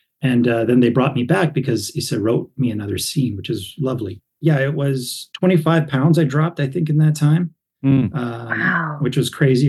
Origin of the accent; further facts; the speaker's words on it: Sandy Bay and La Ronge, northern Saskatchewan, Canada; also born or lived in Prince Albert, Saskatchewan; My hometown actually is Sandy Bay and LaRange, even further up north, but that's where I went to high school.